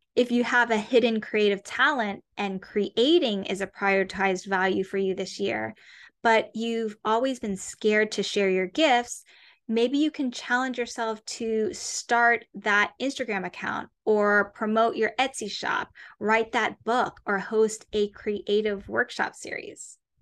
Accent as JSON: {"language": "English", "town": "Atlanta", "region": "Georgia", "country": "United States", "tie": "born or raised there", "also_born_or_lived": "New York City", "moved": "yes", "said": "I was born and raised in the suburbs of Atlanta, Georgia"}